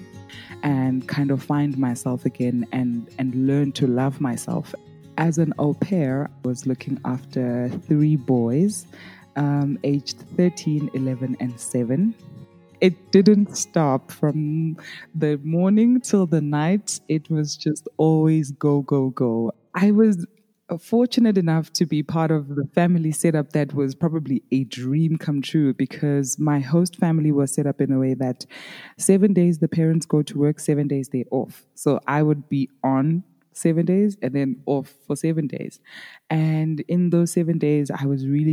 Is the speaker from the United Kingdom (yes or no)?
no; South Africa; accent: South African; I am from South Africa